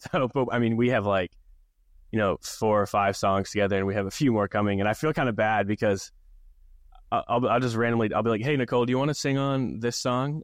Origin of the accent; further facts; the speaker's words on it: Maine, United States; growing up in Maine, small town